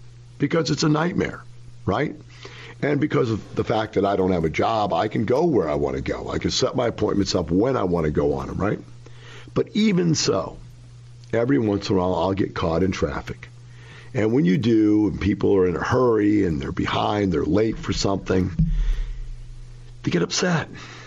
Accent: Florissant, Missouri, United States; moved away; I grew up in Florissant, Missouri. That is one block from Ferguson, Missouri.

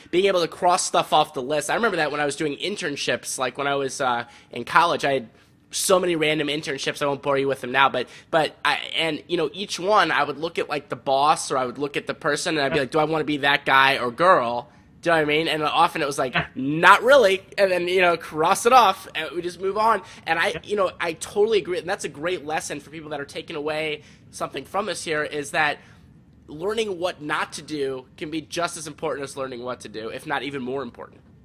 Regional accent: St. Louis, Missouri, United States; I grew up in St. Louis

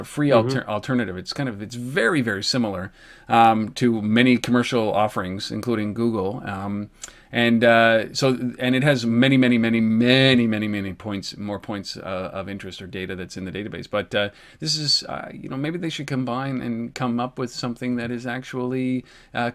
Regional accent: Canada; I'm Canadian

